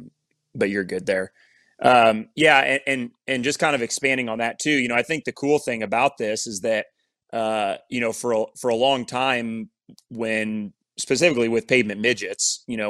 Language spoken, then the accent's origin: English; Indianapolis, Indiana, United States; growing up in Indy